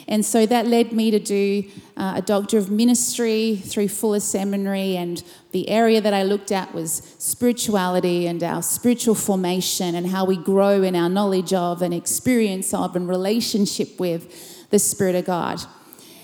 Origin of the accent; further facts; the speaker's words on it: Perth, Western Australia, Australia; I'm from Perth, Western Australia, and from Urban Church